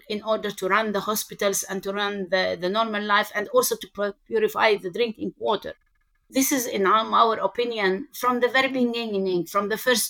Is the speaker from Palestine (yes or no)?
yes; Jerusalem, Palestine; I'm born for a middle-class family in Jerusalem, and I've grown up all my life in the occupied territory.